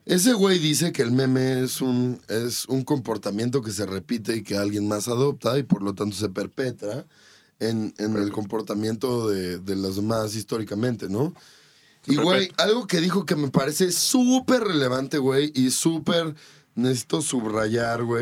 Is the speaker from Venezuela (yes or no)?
no; Mexico